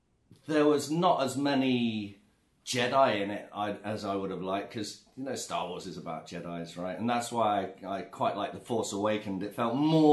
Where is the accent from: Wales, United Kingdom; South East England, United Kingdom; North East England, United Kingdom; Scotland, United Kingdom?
South East England, United Kingdom; near Oxford; moved away as an adult; now in Zhuhai, China; I'm from England. Near Oxford, I guess, is the nearest city to where I'm from. Lived in China for nearly 13 years